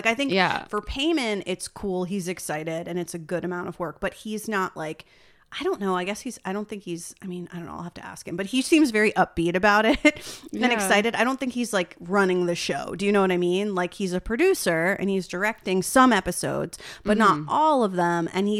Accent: New Jersey, United States; I'm here on Where Are You From today with a fellow New Jersey native

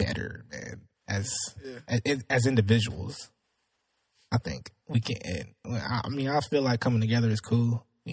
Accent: Omaha, Nebraska, United States; Omaha's, you know, that's my hometown.

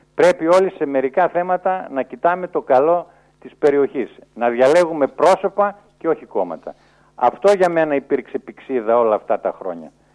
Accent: Eastern Macedonia and Thrace, Greece; ως Έλληνας χριστιανός που μένει στην περιοχή

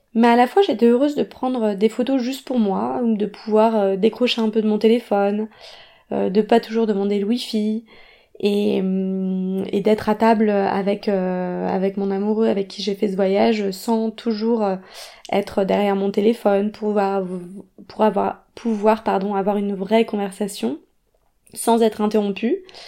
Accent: Grenoble, Auvergne-Rhône-Alpes, France; now in Paris, France; je suis originaire de Grenoble

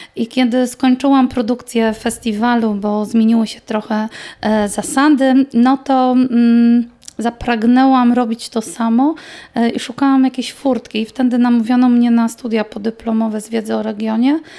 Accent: Silesian Voivodeship, Poland; u nas na Śląsku

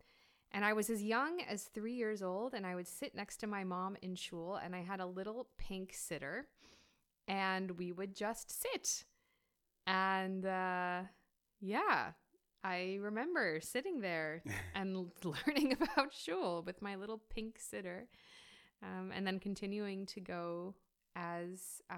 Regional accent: New York, United States; There was no we grew up in the States, in New York.

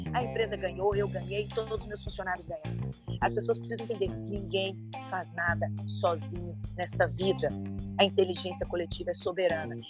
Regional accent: Brazil; Como uma boa brasileira

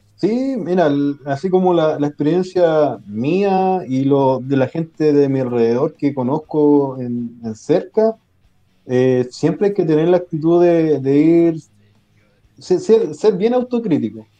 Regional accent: Quilpué, Valparaíso, Chile; moved away as an adult; now in Puerto Montt, Chile; yo realmente, realmente soy de Quilpué. Nací en ah. Quilpué, criado en Quilpué

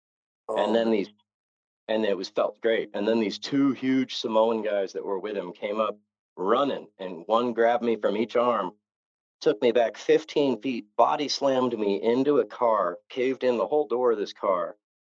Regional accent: Novato, California, United States; I went to rehab in San Francisco, and I grew up 50 miles north of there in a little town called Novato.

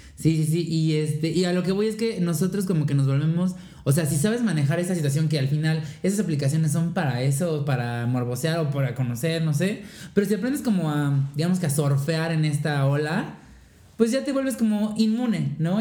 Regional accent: Mexico; somos mexicanas, somos mexas

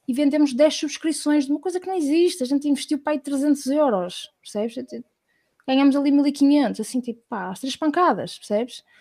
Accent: Portugal; Nós somos muito, somos portugueses de há, 500 anos atrás, a conquistar.

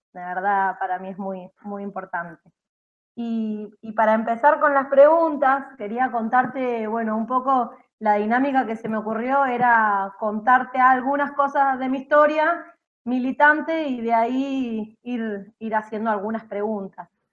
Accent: Mendoza, Argentina; moved away as an adult; also born or lived in San Luis; now in Buenos Aires, Argentina; soy mendocina, eh, estudié en San Luis y ahora estoy viviendo acá en Capital Federal

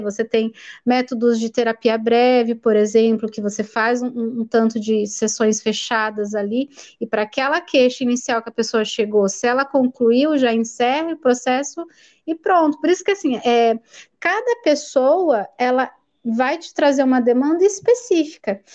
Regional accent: Americana, São Paulo, Brazil; eu sou daqui de Americana, né, interior de São Paulo

